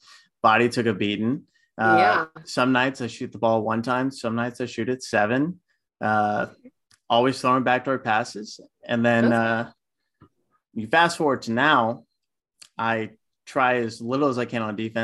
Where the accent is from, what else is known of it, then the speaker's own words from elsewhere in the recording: Houston, Texas, United States; also born or lived in Manhattan, New York; now in New York, United States; I was born and raised in Houston, Texas.